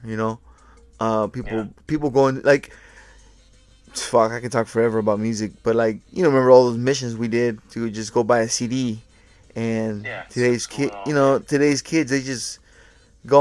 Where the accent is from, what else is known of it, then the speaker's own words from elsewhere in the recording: Portland, Oregon, United States; I grew up in Portland